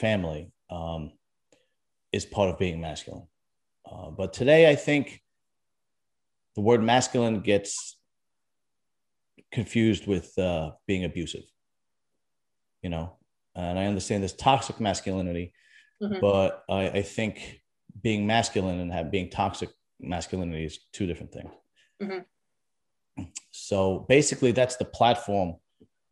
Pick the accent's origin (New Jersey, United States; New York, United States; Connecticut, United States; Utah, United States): New York, United States; New York City; also born or lived in Staten Island; Originally from Brooklyn and then Staten Island, which is basically, you know, Brooklyn with a above ground pool in it